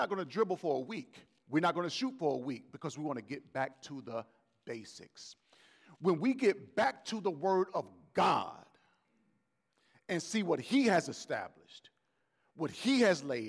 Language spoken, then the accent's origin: English; Gulf Coast, United States; I'm from the Gulf Coast, and my family is rooted with the New Orleans Saints